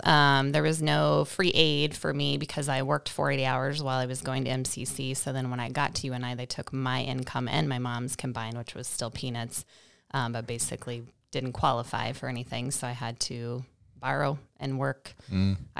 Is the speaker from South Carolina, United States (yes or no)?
no; Liscum, Iowa, United States; North of Marshalltown, so a little town called Liscum that most people would not probably know.